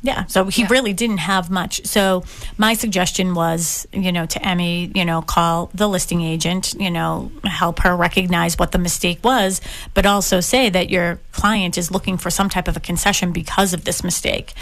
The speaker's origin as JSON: {"language": "English", "town": "Boston", "region": "Massachusetts", "country": "United States", "tie": "born or raised there", "said": "I grew up in Dorchester Ave"}